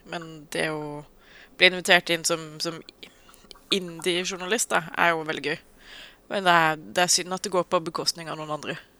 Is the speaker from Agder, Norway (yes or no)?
yes; Agder, Norway; jeg er sørlending